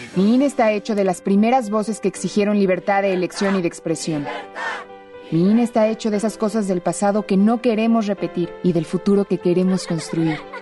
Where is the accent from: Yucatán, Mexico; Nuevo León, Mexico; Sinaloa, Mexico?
Nuevo León, Mexico; San Nicolás de los Garza; yo soy del área de San Nicolás